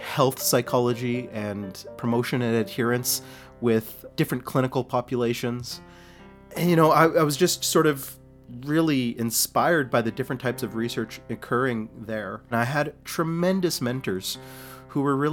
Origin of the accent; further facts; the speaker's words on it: Winnipeg, Manitoba, Canada; also born or lived in Selkirk, Manitoba / Pine Falls, Manitoba; I actually was born in Selkirk and raised in a place called Pine Falls. Both my parents were teachers and Saguenay First Nation. When I was around 7 years old, both my parents got a job with Winnipeg One School Division in Winnipeg, and we made the move